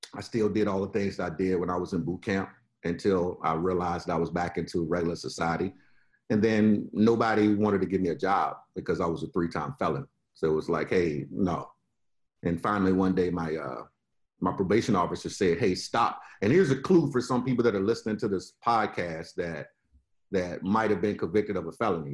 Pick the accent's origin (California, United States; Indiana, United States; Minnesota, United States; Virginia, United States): Virginia, United States; Richmond; now in Florida, United States; I'm originally from Richmond, VA. You know, deep in the South. You know, grew up in that particular environment.